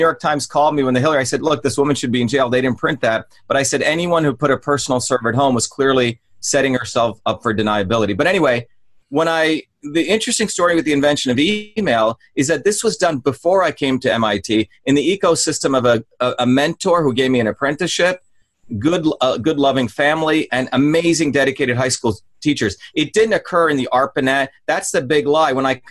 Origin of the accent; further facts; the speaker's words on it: Mumbai, Maharashtra, India; when I grew up in India, I grew up in the city of Bombay, but also in a small village where my grandmother was a village healer.